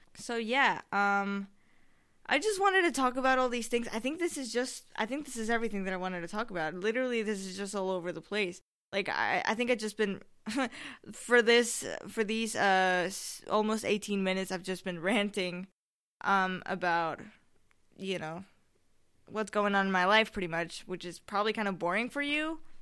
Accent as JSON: {"language": "English", "country": "Spain", "said": "I'm from Spain"}